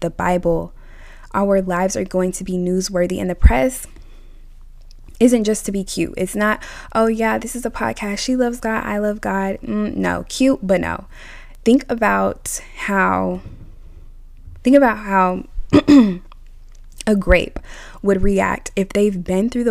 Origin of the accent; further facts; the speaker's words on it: United States; I'm of American origin